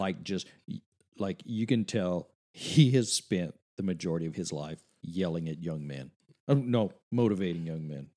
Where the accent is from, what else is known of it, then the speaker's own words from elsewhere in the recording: Cut Off, Louisiana, United States; Coach O is from my hometown